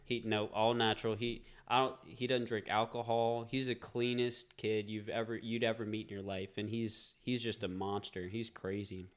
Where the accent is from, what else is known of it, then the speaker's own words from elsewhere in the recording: Covington, Louisiana, United States; also born or lived in Madisonville, Louisiana; I grew up in Covington, and I live in Madisonville now